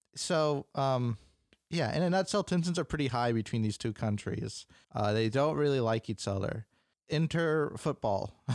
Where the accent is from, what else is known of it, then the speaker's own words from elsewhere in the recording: United States; we're American